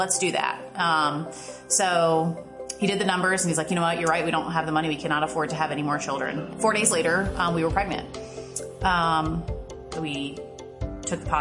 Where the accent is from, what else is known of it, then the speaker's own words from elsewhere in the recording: Ohio, United States; now in Virginia, United States; I'm originally from Ohio. I moved to Virginia in the year 2000.